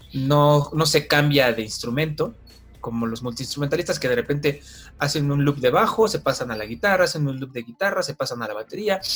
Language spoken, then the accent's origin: Spanish; Mexico City, Mexico; yo soy de la Ciudad de México